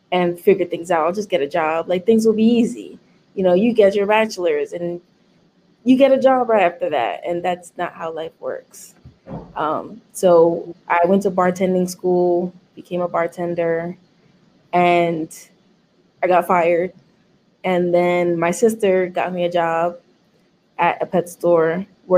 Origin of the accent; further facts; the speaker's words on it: New York City, New York, United States; I was born and raised in Manhattan until I was 7. And I moved to the Bronx when I was, I think at 7. And then I stayed in East Western side of the Bronx and then moved to the South Bronx when I was like 14